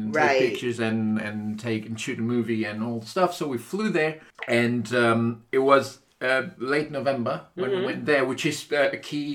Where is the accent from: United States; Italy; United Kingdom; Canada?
Italy; moved away; back then I was still in my hometown in Italy